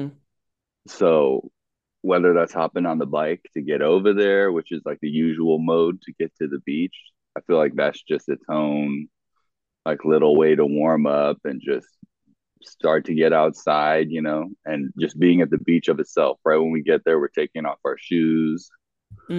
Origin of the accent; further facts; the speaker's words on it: Los Angeles, California, United States; also born or lived in Orange County, California; I grew up in like Venice Marina area, like born and raised. I think I was born in Santa Monica Hospital.